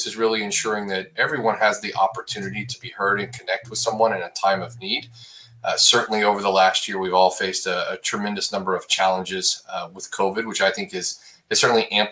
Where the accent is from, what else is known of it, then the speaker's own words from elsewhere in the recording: Abilene, Texas, United States; now in Dallas, United States; I grew up in West Texas, just outside of a town called Abilene, Texas